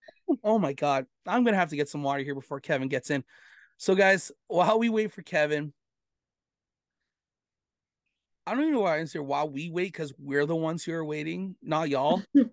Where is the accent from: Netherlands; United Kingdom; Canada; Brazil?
Canada; Erin, Ontario; now in Brampton, Canada; because I live in Brampton, but I a lot of time I grew up in Erin.